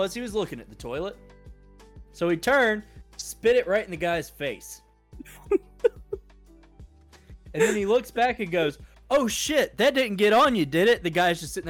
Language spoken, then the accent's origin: English; Alabama, United States; We're from Alabama.